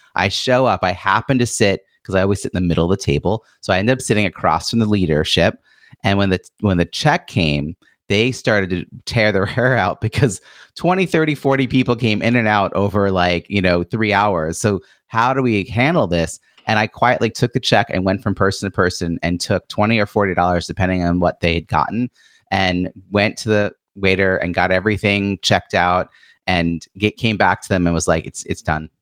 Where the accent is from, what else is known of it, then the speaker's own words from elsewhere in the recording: Long Island, New York, United States; I was born and raised in Long Island